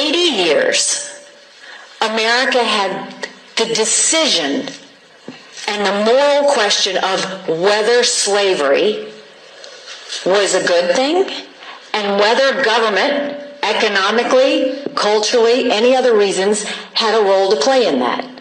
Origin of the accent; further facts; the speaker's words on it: the American South, United States; as a Southerner.